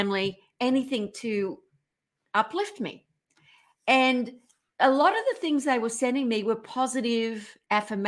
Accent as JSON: {"language": "English", "country": "Australia", "moved": "yes", "lives_now": "California, United States", "said": "I'm Australian"}